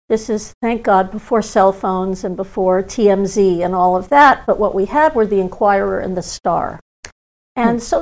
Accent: Malibu, California, United States; also born or lived in Hollywood; growing up in Malibu

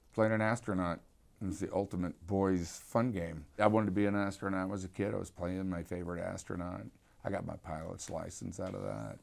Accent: Houston, Texas, United States; I grew up in Houston

